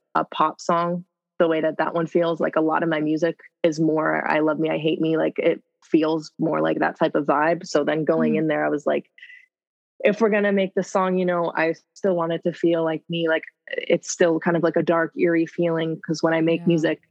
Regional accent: Nova Scotia, Canada; now in Los Angeles, United States; I'm a singer from Nova Scotia, Canada, but I actually am LA-based now

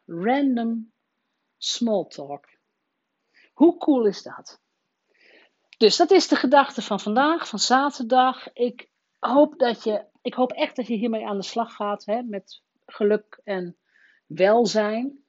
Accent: Rolde, Drenthe, Netherlands; mijn geboortedorp Rode

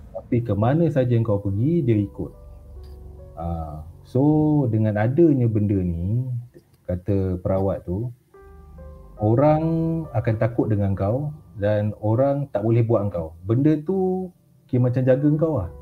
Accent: Raub, Pahang, Malaysia; also born or lived in Pekan, Pahang / Rompin, Pahang; saya asal Raup, lahir di Raup Pahang

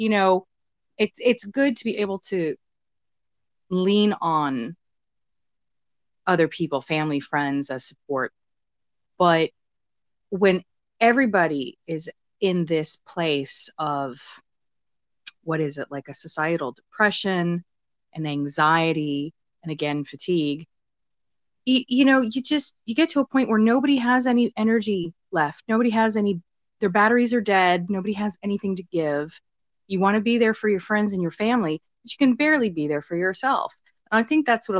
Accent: United States; being American

